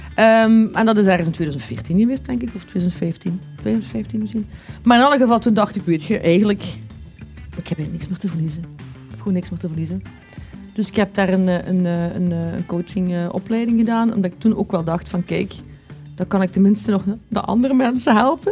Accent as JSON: {"language": "Dutch", "town": "Maasmechelen", "region": "Flanders", "country": "Belgium", "said": "Ik kom van Maasmechelen"}